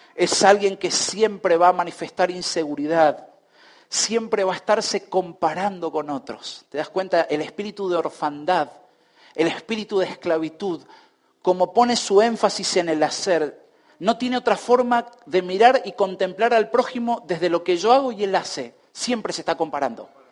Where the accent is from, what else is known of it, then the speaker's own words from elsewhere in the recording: Argentina; esto nos afecta tanto como argentinos